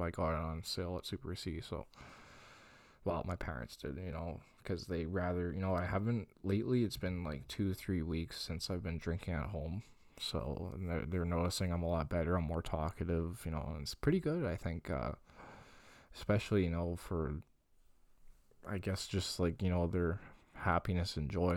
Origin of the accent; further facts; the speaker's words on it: Longueuil, Quebec, Canada; my hometown is, what's Greenfield Park?